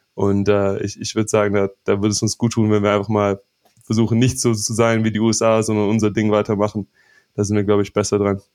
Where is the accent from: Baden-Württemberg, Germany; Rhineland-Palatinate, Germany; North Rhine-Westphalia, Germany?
Baden-Württemberg, Germany; Stuttgart; now in United States; ich bin in, in Stuttgart zwar groß geworden